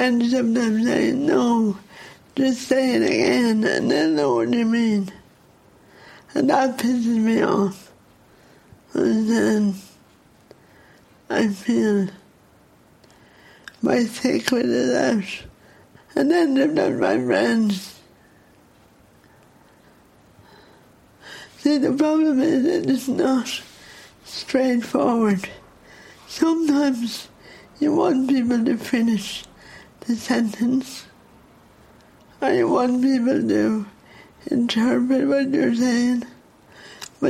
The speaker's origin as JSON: {"language": "English", "town": "Dublin", "region": "Leinster", "country": "Ireland", "accent": "Dublin", "said": "they tell me I have a Dublin accent, which I hate"}